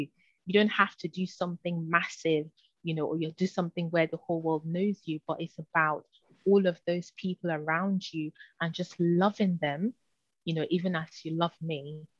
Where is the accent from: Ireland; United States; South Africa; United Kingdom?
United Kingdom; London; growing up in London, and spiritually the climate can be quite tough